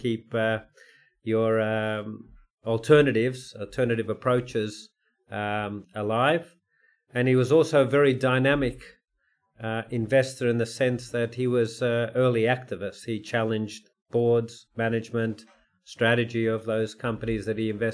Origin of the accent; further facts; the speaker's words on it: Melbourne, Victoria, Australia; also born or lived in New York; I wanted to be in my hometown of Melbourne, where my family was